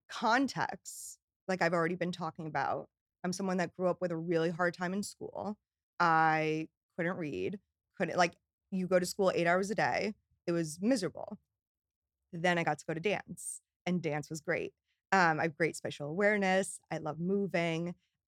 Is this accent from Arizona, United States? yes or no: no; New York, United States; But I'm a New Yorker, like through and through. So I had to get back to New York.